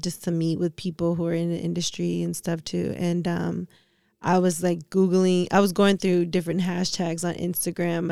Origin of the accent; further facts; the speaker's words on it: Detroit, Michigan, United States; also born or lived in New York; I lived in New York, I'm not from New York, I'm from Detroit.